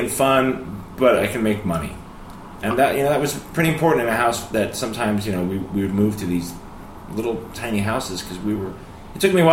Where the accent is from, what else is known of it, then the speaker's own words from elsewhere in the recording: outside Philadelphia, the Main Line, Pennsylvania, United States; moved away; also born or lived in Atlanta; I grew up outside Philly in the stuffy, waspy mainline area